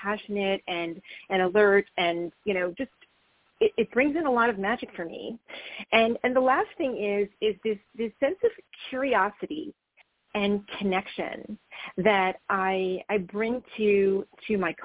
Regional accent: New Jersey, United States; also born or lived in New York City; I grew up in New Jersey

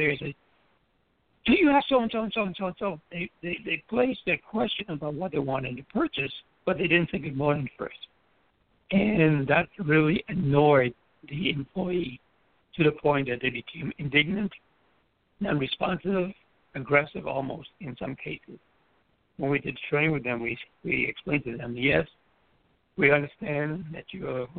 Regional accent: U.S. Virgin Islands; grew up in the Virgin Islands. Basically, we say hello, good morning to everyone.

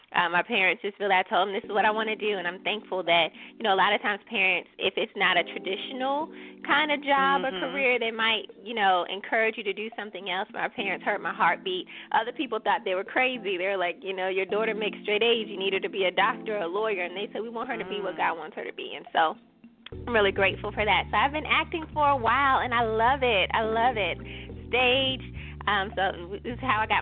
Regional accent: Newport News, Virginia, United States; now in Richmond, United States; I'm from Newport News

